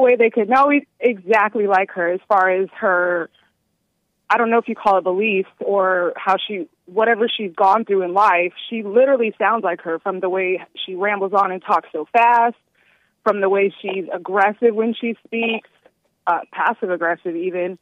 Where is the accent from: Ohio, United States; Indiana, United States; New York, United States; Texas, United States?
Texas, United States; now in North Carolina, United States; I'm from Texas